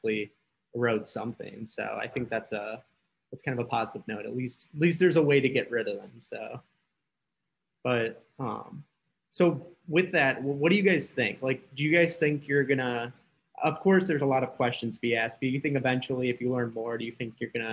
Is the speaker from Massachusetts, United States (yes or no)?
no; Detroit, Michigan, United States; we're all from the Detroit area